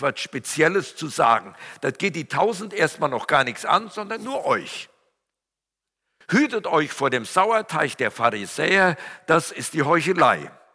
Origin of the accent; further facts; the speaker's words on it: Siegerland, North Rhine-Westphalia, Germany; Meine Sprache verrät ja, ich komme aus dem Siegerland